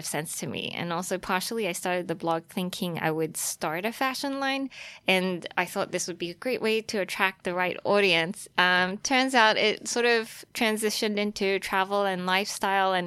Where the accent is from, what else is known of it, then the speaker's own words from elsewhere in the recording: Australia; moved away as an adult; also born or lived in Taiwan; now in New York, United States; I was born in Taiwan, and then I grew up in Australia. I spent like 14 years there and eventually made it out to New York